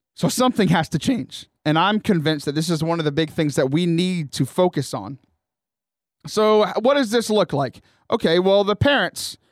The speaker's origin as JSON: {"language": "English", "town": "Houston", "region": "Texas", "country": "United States", "tie": "born or raised there", "also_born_or_lived": "Corpus Christi / Bryan College Station", "said": "I grew up in the Houston area."}